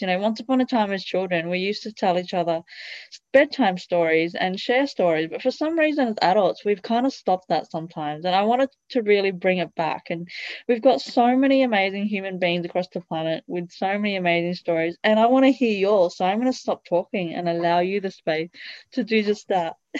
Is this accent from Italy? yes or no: yes; Italy; I grew up in Italy